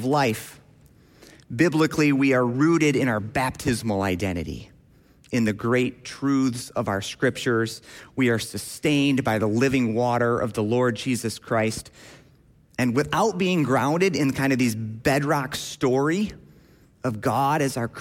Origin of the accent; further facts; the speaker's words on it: Grand Rapids, Michigan, United States; I grew up in Grand Rapids, Michigan, at Millbrook CRC